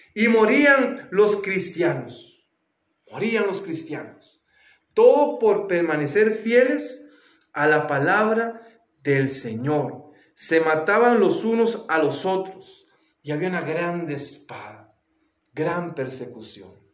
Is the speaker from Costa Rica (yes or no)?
yes; Costa Rica; en mi país, en Costa Rica